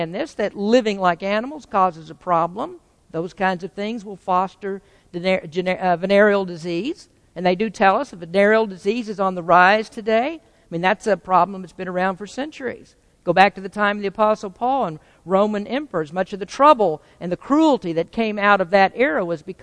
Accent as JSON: {"language": "English", "region": "the Bible Belt", "country": "United States", "moved": "as an adult", "lives_now": "California, United States", "said": "But I came from a very sheltered environment. I came from Bible Belt, from very conservative people"}